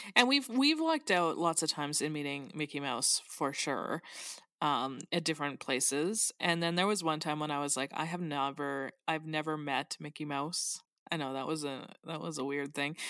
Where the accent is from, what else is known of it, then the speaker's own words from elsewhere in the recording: Canada; I, as a Canadian